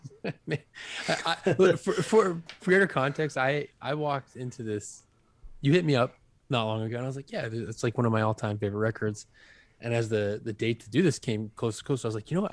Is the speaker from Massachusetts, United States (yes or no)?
yes; Acushnet, Massachusetts, United States; also born or lived in New Bedford, Massachusetts; I was from a Acushnet